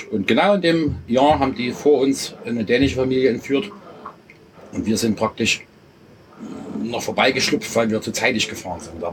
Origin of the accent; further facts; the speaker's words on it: Leipzig, Saxony, Germany; ich komme aus Leipzig, das ist die Leipziger Tieflandsbuch